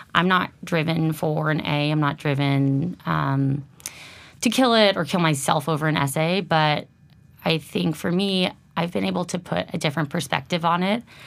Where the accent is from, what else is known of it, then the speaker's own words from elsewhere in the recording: Lafayette, California, United States; moved away; originally from the Bay Area, Lafayette, my hometown as well